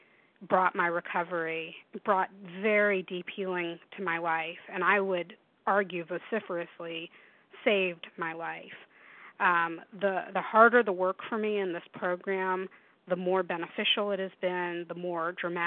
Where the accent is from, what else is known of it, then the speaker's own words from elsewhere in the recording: Tennessee, United States; now in Washington, United States; when I was 15 growing up in Tennessee